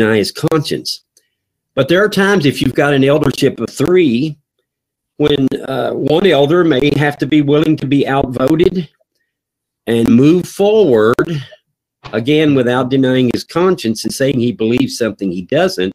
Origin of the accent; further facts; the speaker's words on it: North Carolina, United States; now in Kentucky, United States; I am from North Carolina, and we pastor in Kentucky